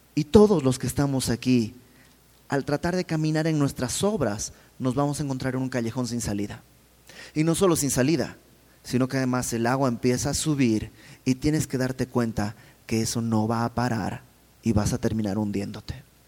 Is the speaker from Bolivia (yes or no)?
yes; Bolivia; moved away; fui a Bolivia, donde, de donde yo soy